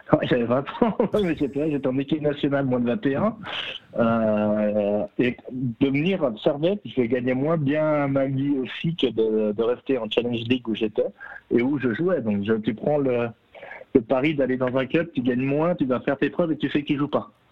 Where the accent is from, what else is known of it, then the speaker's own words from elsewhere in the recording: Jura, Switzerland; en tant que jurassien